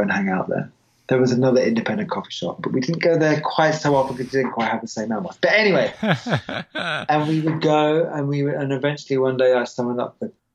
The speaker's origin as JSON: {"language": "English", "region": "England", "country": "United Kingdom", "moved": "yes", "said": "I'm English"}